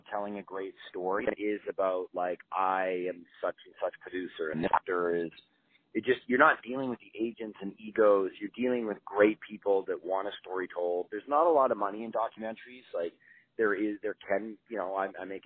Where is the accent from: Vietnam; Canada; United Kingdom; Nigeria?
Canada; I grew up in Canada around the motorcycle clubs